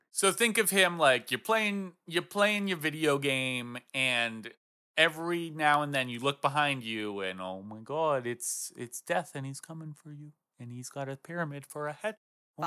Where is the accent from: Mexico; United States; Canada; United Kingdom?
United States; Swanzey, New Hampshire; born or raised there